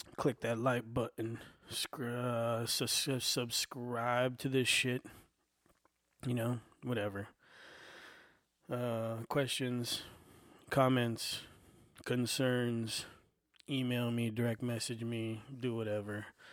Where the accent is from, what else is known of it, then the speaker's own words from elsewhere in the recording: United States; I'm an American. I was born right here.